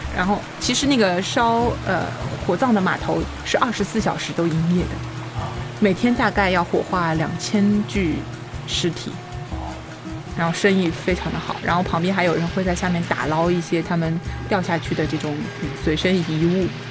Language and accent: Chinese; Henan, China; accent: Henan; 我的那个河南口音又出来了